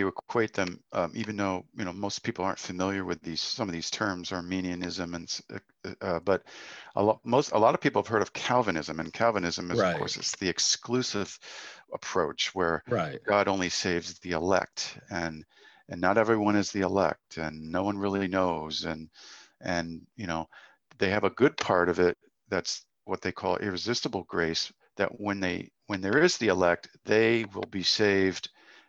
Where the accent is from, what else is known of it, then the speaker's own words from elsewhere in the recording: New England, United States; Now, see, I didn't grow up in the Bible Belt. I grew up in New England, and we definitely had conservative Christianity in New England.